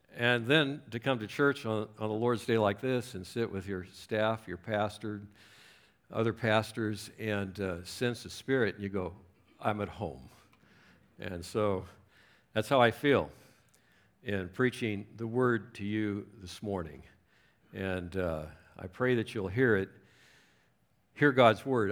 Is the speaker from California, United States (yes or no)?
yes; Southern California, United States; moved away as an adult; also born or lived in Chicago; I was raised in Southern California